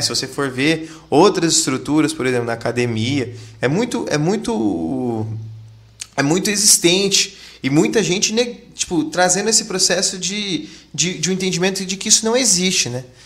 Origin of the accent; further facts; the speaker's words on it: Londrina, Paraná, Brazil; a gente é de Londrina